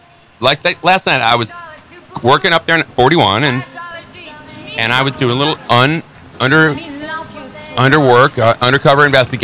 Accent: Northern Illinois, United States; I grew up in Northern Illinois. There ain't a lot up there past Chicago, and there's nothing but cornfields, and every bar, every town has a little tavern.

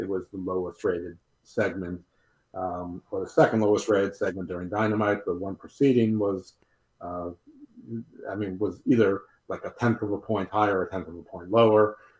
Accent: Long Island, New York, United States; I grew up in Long Island.

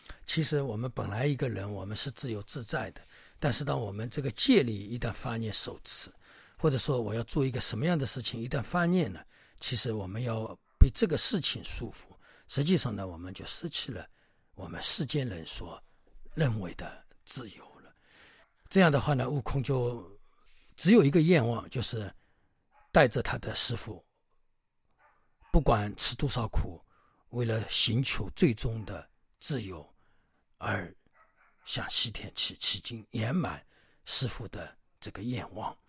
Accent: China; 所以呢，我们中国人自古传承当中都有龙的传人。那么当然，这个里面我们中国人自然有龙的精神、龙的法力、龙的本事在里面，所以把它称为龙的传人。

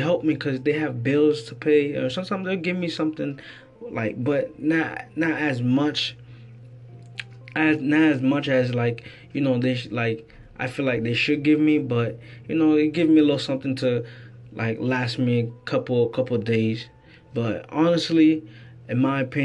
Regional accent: Florida, United States; I'm from Florida. I stay here in Lakeland

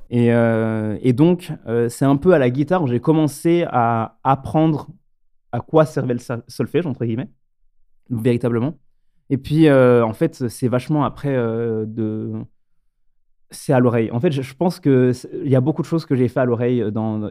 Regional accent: France; moved away as an adult; also born or lived in Lyon / Stuttgart; je suis originaire donc de Bénaud, où j'ai rencontré au lycée Simon et Tanguy

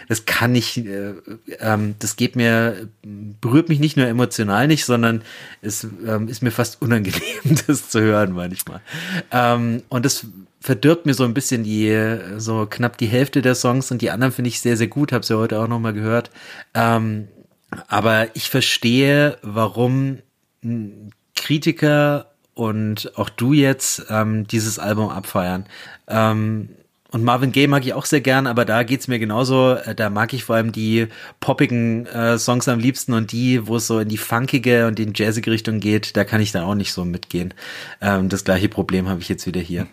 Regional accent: Germany; als Piefke, der ich bin

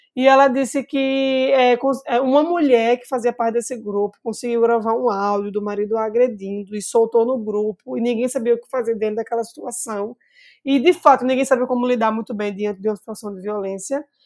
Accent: Recife, Pernambuco, Brazil; como uma boa recifense, bairrista

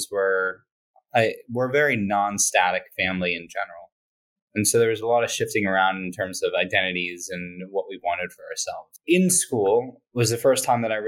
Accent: Boston, Massachusetts, United States; Growing up in Boston

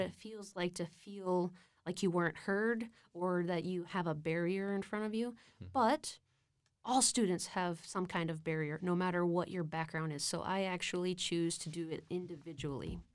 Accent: Austin, Texas, United States; also born or lived in Brownsville, Texas; being born and sort of raised until I was four in Brownsville, and then moving to Austin

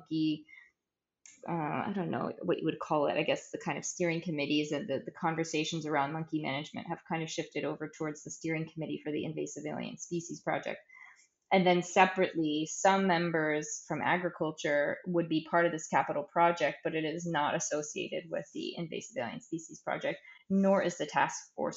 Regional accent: United States; moved away as an adult; now in Saint Kitts and Nevis; I'm an American working St. Kitts

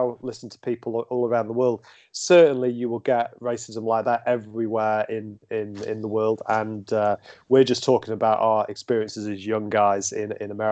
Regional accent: United Kingdom; as a British person

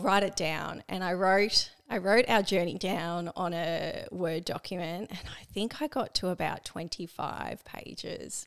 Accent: Melbourne, Victoria, Australia; moved away as an adult; also born or lived in Geelong; now in Barwon Heads, Australia; I grew up in Melbourne

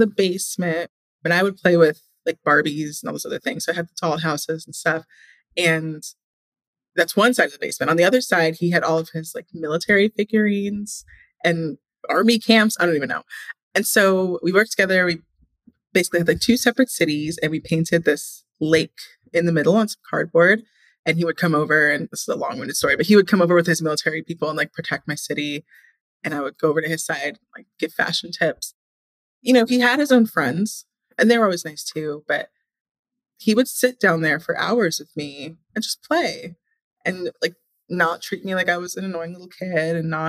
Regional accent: Indiana, United States; because I remember every summer growing up in Indiana, we would get our bikes, like we would bike around all day.

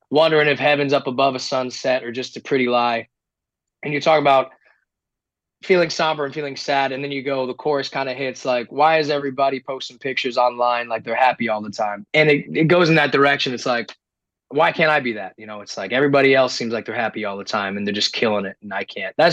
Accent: New England, United States; I'm also so we're both from New England.

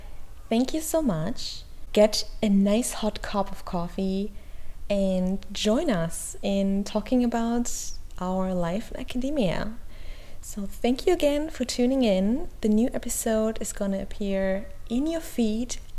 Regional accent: Germany; English is a second language; Maybe you already heard my accent. I'm not English, I'm not American, I'm actually from Germany, I'm currently based in Berlin.

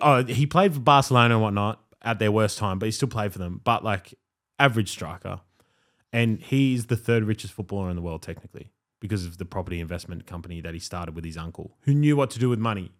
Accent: Blue Mountains, New South Wales, Australia; I'm from the Blue Mountains

